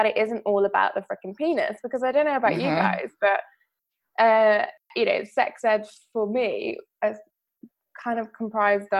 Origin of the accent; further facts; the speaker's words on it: Greece; growing up in Greece as a child